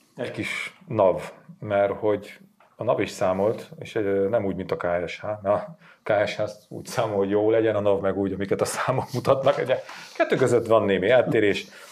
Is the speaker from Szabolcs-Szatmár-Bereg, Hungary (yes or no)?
no; Sátoraljaújhely, Borsod-Abaúj-Zemplén, Hungary; moved away; az én hatalmas kis szülővárosomba